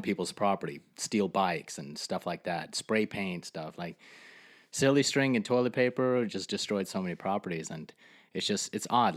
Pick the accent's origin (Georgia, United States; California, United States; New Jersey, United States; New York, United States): New Jersey, United States; Fort Lee; I grew up in Fort Lee, New